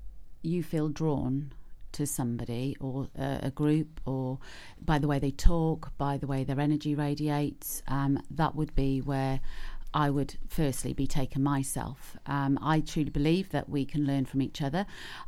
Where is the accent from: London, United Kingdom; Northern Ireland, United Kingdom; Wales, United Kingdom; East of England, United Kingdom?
East of England, United Kingdom; Norwich; now in Pembrokeshire, United Kingdom; I come from Norwich. They talk like that where I come from.